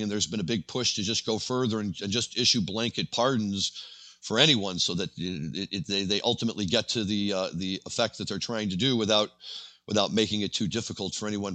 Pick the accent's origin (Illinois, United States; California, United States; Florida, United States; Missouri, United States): Illinois, United States; Evanston; I'm from Evanston, Illinois, and my little community here made huge news